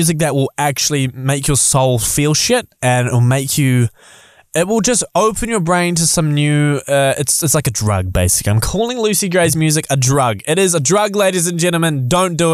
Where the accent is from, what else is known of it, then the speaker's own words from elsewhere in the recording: Auckland, New Zealand; now in Christchurch, New Zealand; My hometown's Auckland, but it's where I live.